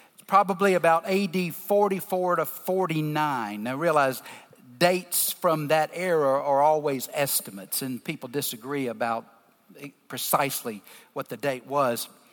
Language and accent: English; the South, Southern United States, United States; accent: deep Southern; I'm in my deep Southern accent